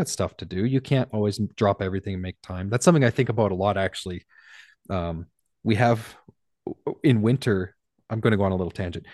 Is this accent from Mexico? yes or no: no; Canada; I'm Canadian